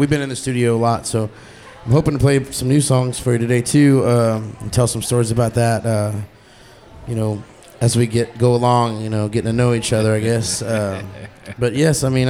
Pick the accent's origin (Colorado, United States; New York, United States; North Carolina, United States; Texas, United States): Texas, United States; George West; I'm from George West and South Texas